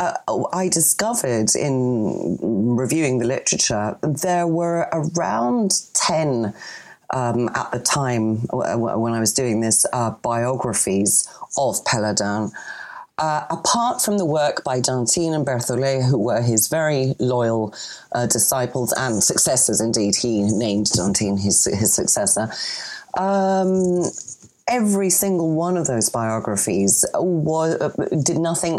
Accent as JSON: {"language": "English", "country": "Greece", "accent": "Greek", "said": "Excuse my French accent, but I've got a Greek accent over my French"}